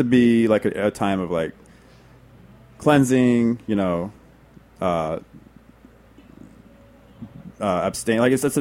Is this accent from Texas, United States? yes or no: yes; Texas, United States; I'm from Texas.